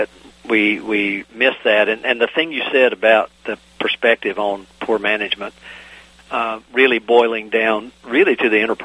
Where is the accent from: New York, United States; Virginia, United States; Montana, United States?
Virginia, United States; my home state of Virginia